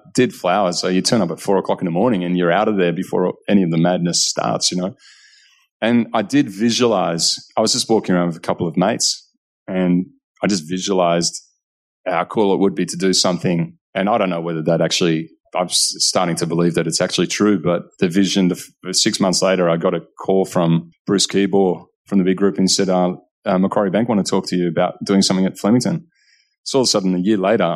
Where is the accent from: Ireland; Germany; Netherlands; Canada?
Netherlands; also born or lived in Monbulk, Victoria, Australia; now in Australia; growing up in Holland